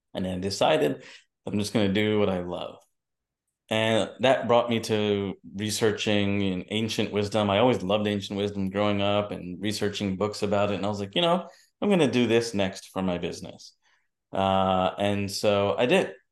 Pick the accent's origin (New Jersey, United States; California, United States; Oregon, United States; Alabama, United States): New Jersey, United States; also born or lived in New York; I was born in New Jersey and born and raised in New York and New Jersey